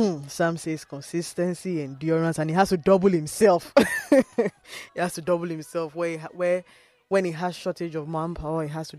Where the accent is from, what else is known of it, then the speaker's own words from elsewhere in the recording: Nigeria; as a Nigerian, living in Nigeria, running a business, having challenges of funds, having infrastructure problems